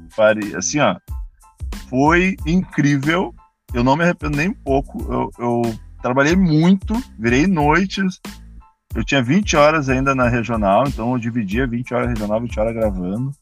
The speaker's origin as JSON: {"language": "Portuguese", "town": "Canoas", "region": "Rio Grande do Sul", "country": "Brazil", "said": "Eu era de Canoas, sou de Canoas"}